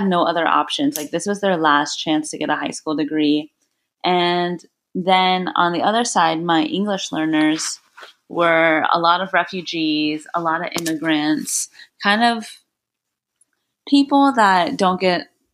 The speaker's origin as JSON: {"language": "English", "area": "Orange County", "region": "California", "country": "United States", "tie": "born or raised there", "also_born_or_lived": "Blacksburg, Virginia", "moved": "yes", "said": "growing up in Orange County, California, I was very privileged"}